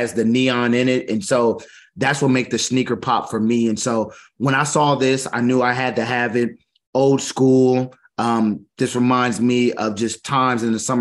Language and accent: English; Kansas, United States; I'm from Kansas